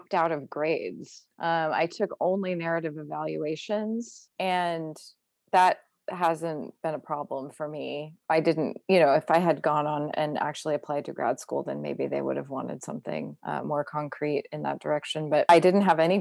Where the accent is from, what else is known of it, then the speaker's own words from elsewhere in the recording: Mendocino, California, United States; moved away as an adult; also born or lived in Santa Cruz / France / San Francisco; Growing up in Mendocino, being so isolated